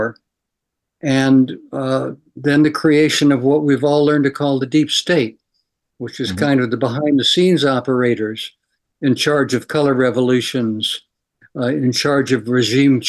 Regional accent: Montana, United States; I was born in Montana, actually, near the Flathead Indian Reservation

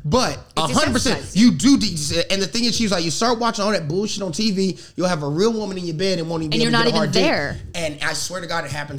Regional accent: the South, United States; I'm from the South

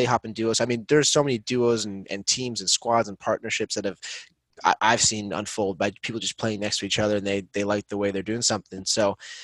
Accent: Boston, Massachusetts, United States; growing up in Boston

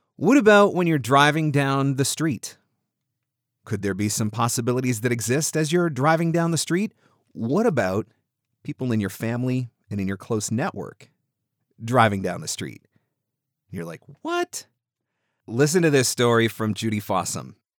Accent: Southern Ontario, Canada; I am actually Canadian. I'm from Southern Ontario

